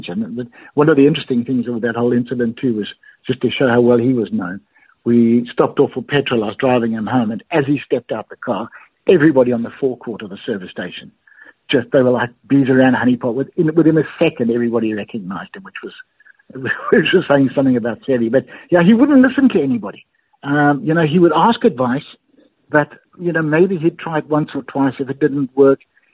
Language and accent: English; Bulawayo, Zimbabwe; moved away; I was a member at the secondary club in Bulawayo, my hometown